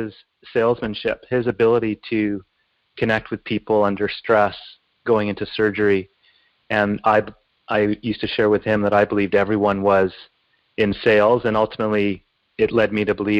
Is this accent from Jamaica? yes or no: no; Glace Bay, Nova Scotia, Canada; I was born in Glace Bay, Nova Scotia, to two parents who were British and professionals